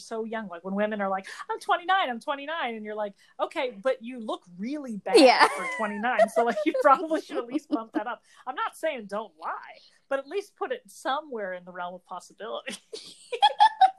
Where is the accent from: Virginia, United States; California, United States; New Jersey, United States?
New Jersey, United States; we're both from New Jersey